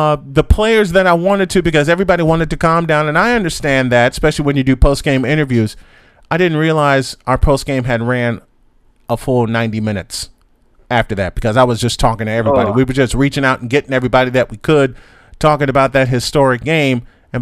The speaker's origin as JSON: {"language": "English", "town": "Chicago", "region": "Illinois", "country": "United States", "tie": "born or raised there", "said": "I grew up in Chicago"}